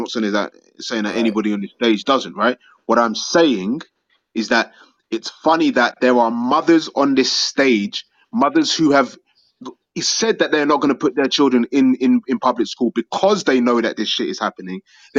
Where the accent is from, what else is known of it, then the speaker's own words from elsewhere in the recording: England, United Kingdom; I am English. I understand the joke.